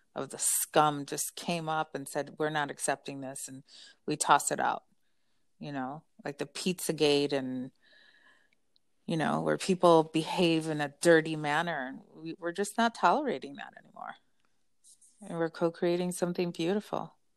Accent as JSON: {"language": "English", "country": "United States", "said": "I'm American"}